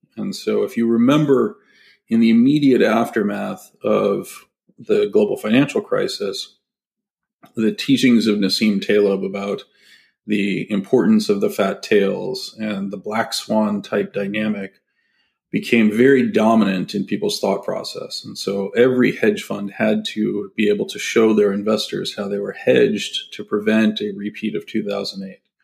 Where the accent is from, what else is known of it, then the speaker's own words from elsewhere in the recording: San Francisco Bay Area, California, United States; I grew up in the in the San Francisco Bay Area